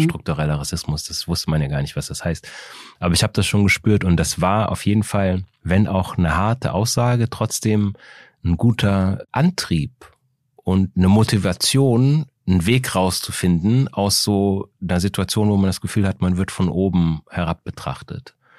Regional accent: Aachen, North Rhine-Westphalia, Germany; also born or lived in Austria; ich bin 1973 in, in Österreich aufgewachsen. Dann habe ich da die ersten sechs Jahre gewohnt, bin dann nach Aachen gezogen

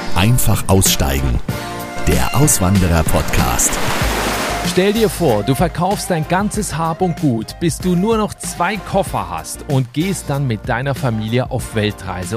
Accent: Switzerland; in meine Heimat, die Schweiz

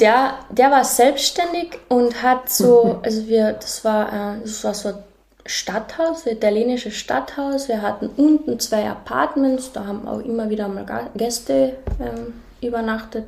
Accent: a small village near Völkermarkt, Carinthia, Austria; moved away; also born or lived in Klagenfurt / South Africa; ich bin in Klagenfurt geboren und aufgewachsen in einem kleinen Dorf in der Nähe vom Völkermarkt

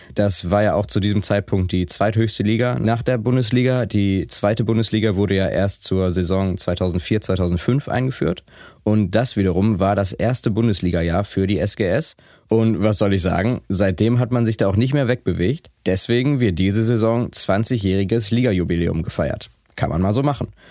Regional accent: Essen, North Rhine-Westphalia, Germany; wir kommen ja beide aus Essen

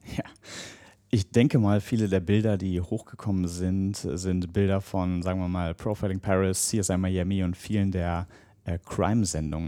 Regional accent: Germany; als Deutscher

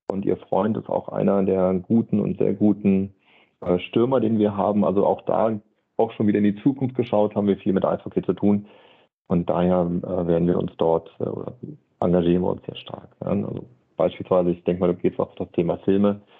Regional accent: Berlin, Germany; am Sonntagnachmittag in Berlin, ich bin in Berlin groß geworden, habe mir die Zeitung genommen

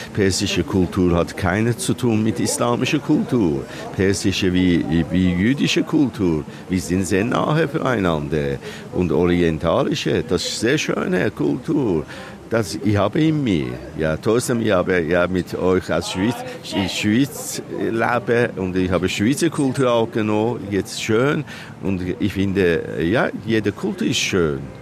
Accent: Iran; German is a second language; moved away as an adult; now in Switzerland; als Iraner, ja, dass ich das, ja, Heimat verloren und wo ich bin geboren

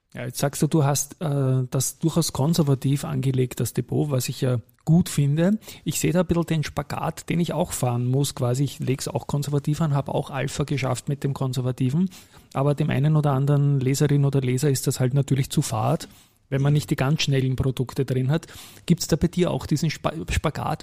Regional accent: Austria; als Österreicher

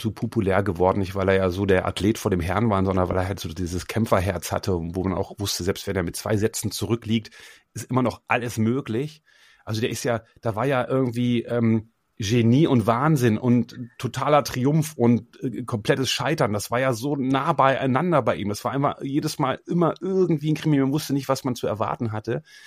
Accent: Osterode am Harz, Lower Saxony, Germany; Ich komme ja aus Osterode am Harz, das ist eine kleine Stadt in Niedersachsen

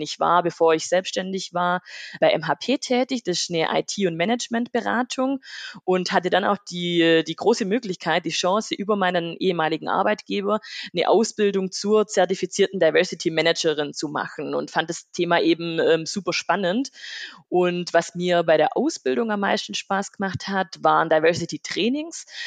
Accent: Rottweil district, Baden-Württemberg, Germany; Ich komme aus dem Landkreis Rottweil, aus einem kleinen ähm, Dorf mit 1000, 1000 Seelen

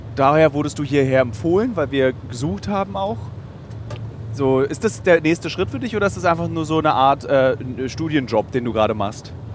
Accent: Berlin, Germany; Als Berliner

